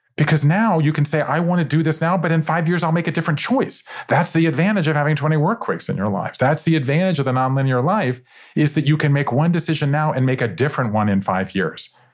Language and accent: English; Savannah, Georgia, United States; born or raised there